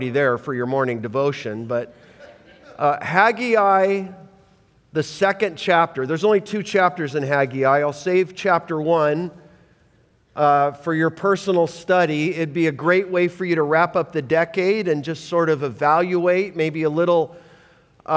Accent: Canada; I'm not Jewish, I'm as hockey Canadian as it gets, traced back to England

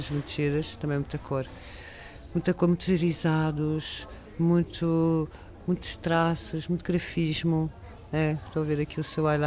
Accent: France; Portuguese is a second language; moved away as an adult; eu sou francesa, eu nasci em França e vivi muito tempo lá, até os meus 18 anos.

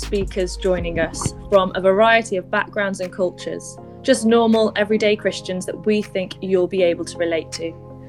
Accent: England, United Kingdom; I'm 31 from England

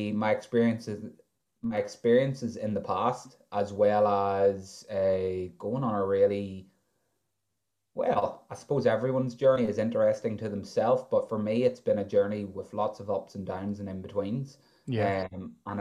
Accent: County Armagh, Northern Ireland, United Kingdom; I'm 28 from County Armagh.

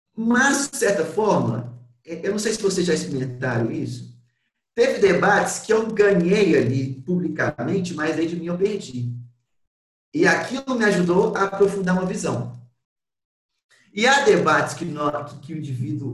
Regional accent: Belo Horizonte, Minas Gerais, Brazil; Eu sou de Belo Horizonte

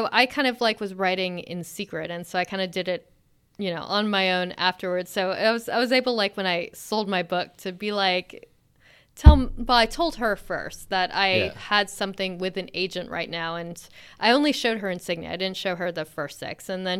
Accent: California, United States; also born or lived in Alabama / Texas; Originally, I'm from Alabama. And lived in Texas for a bit, and then mostly grew up in California. And then I sort of moved around for school. I was in New Hampshire

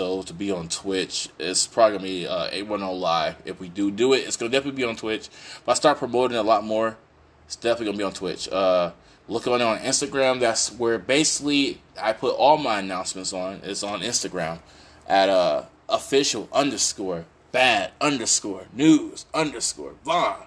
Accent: Flint, Michigan, United States; I'm from Flint.

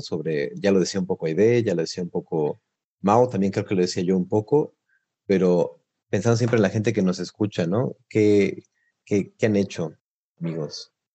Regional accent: Mexico; moved away as an adult; now in Italy; soy mexicano

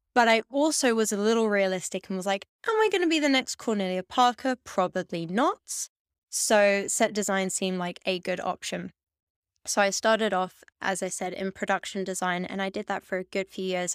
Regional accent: London, United Kingdom; moved away as an adult; now in Amsterdam, Netherlands; I grew up in Hackney, in East London

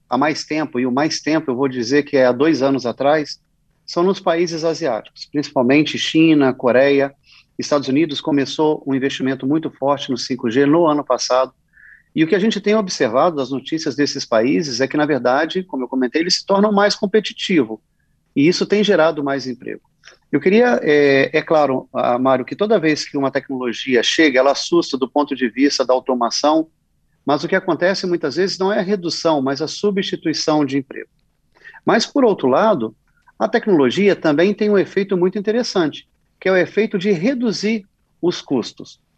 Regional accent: Vitória, Espírito Santo, Brazil; Sou capixaba, nasci em Vitória e sempre que posso volto para a terra com muito orgulho

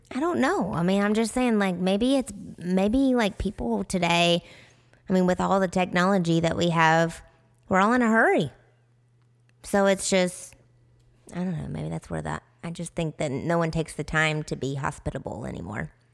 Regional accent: Tennessee, United States; accent: southern; now in Arizona, United States; we're from Tennessee

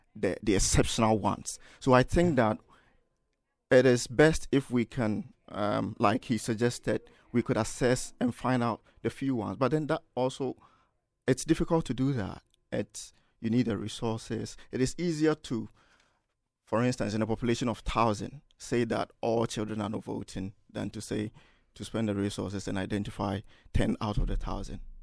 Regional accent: Kumasi, Ashanti, Ghana; moved away as an adult; now in Manchester, United Kingdom; I'm from Ghana, Kumasi, Ghana, and a student at the University of Manchester

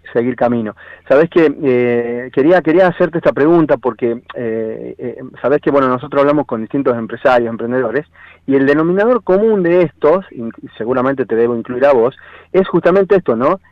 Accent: Tucumán, Argentina; que era tucumana

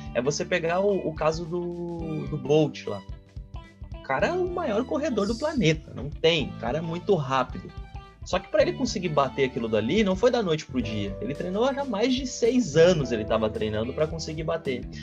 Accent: Rio Grande do Sul, Brazil; also born or lived in Canoas; eu sou daqui do Rio Grande do Sul, tô em Canoas

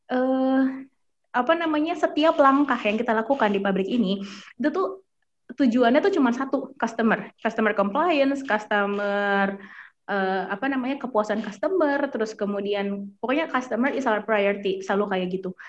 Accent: Jakarta, Indonesia; dulu aku dari kecil sampai sekarang tinggalnya di Jakarta gitu kan anak ibaratnya anak kota lah gitu anak Jakarta

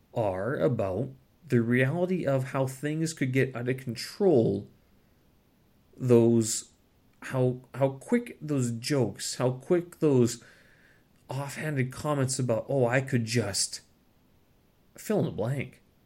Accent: Canada; moved away as an adult; now in China; as a Canadian, someone who holds the Canadian passport

